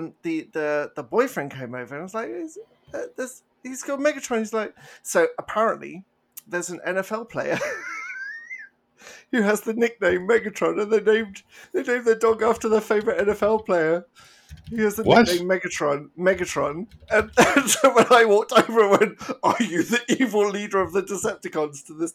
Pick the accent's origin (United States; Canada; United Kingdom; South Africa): United Kingdom; England; moved away; I did feel very, very English